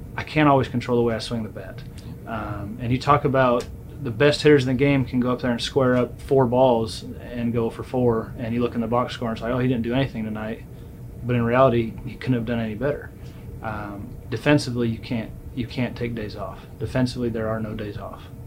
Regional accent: Southern California, United States; I was lucky growing up in Southern California

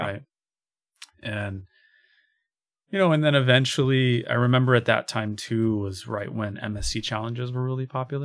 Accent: Chicago, Illinois, United States; I'm a kid from Chicago

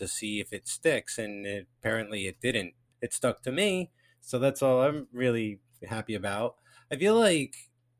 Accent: New Jersey, United States; accent: Jersey; My Jersey accent so thick

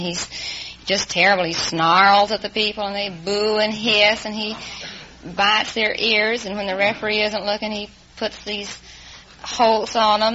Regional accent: Houston, Texas, United States; Houston, Texas

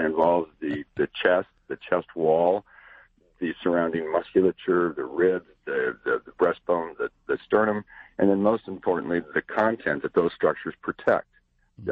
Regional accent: Cody, Wyoming, United States; moved away; I grew up outside a little town up uh, by Yellowstone Park called Cody, Wyoming

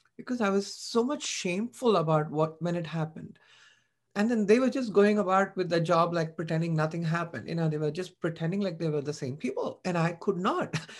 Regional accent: Chennai, Tamil Nadu, India; moved away as an adult; I was born and brought up in Chennai.

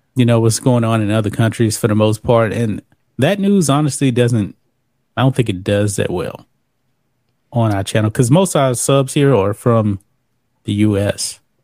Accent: Texas, United States; I am Texas Proud, too. Born and raised in the great state of Texas

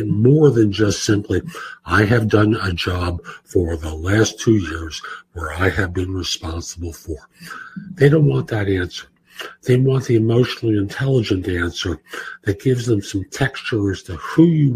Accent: New York City, New York, United States; growing up in New York, particularly in the Bronx

